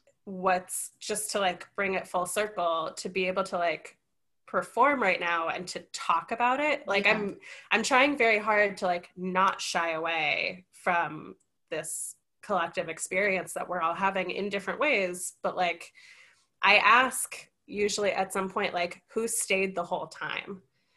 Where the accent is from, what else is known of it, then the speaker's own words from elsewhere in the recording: New York, United States; Like, that's what being a New Yorker to me is.